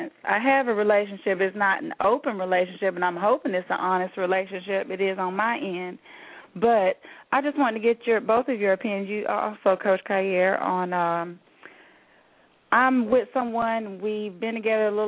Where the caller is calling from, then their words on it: Alabama, United States; I'm calling from Alabama